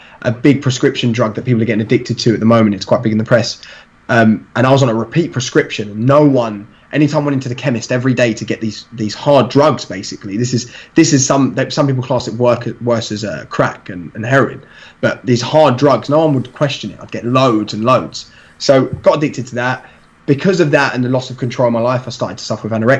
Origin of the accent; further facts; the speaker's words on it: London, United Kingdom; I'm from East London, so in East London is quite like varied